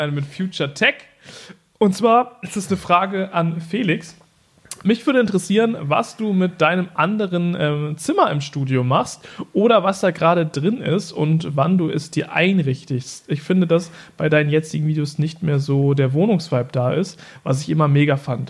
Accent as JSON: {"language": "German", "town": "Norden", "region": "Lower Saxony", "country": "Germany", "tie": "born or raised there", "said": "in meiner Heimatstadt Norden"}